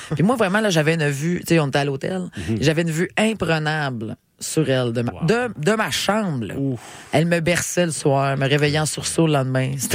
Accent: Quebec City, Quebec, Canada; Je viens de Québec.

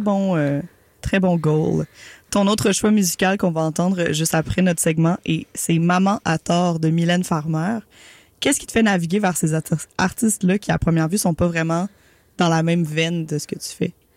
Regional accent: Montreal, Quebec, Canada; en tant que, que Montréalaise de quatrième génération

